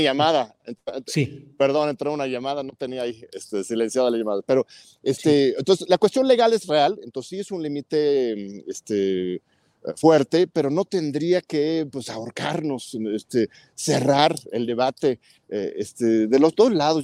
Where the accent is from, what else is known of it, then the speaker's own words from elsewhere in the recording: Mexico; como mexicanos